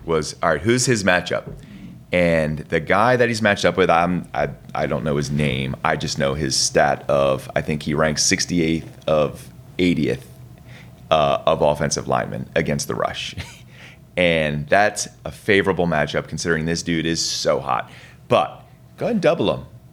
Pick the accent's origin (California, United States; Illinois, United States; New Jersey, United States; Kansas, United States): New Jersey, United States; Egg Harbor Township; moved away as an adult; now in Georgia, United States; I grew up in Egg Harbor Township